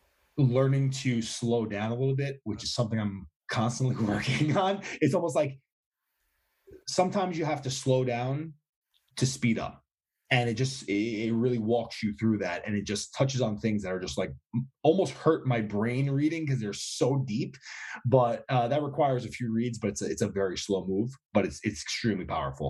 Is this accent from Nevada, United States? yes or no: no; New York, United States; And I'm a New Yorker, as are you.